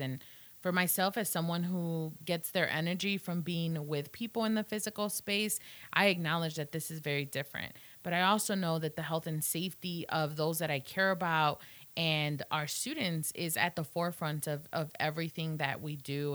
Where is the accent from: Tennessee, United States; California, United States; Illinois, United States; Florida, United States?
Illinois, United States; moved away as an adult; now in Blacksburg, United States; I am from Illinois, and so very far from home here in beautiful Southwest Virginia